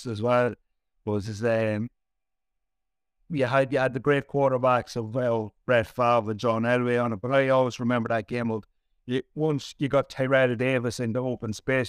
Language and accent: English; Ireland; I grew up playing sport in County Laird